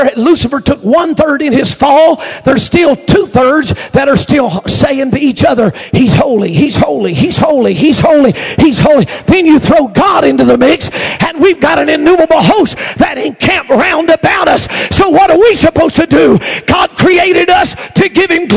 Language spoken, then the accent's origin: English; Oklahoma, United States; I'm from Oklahoma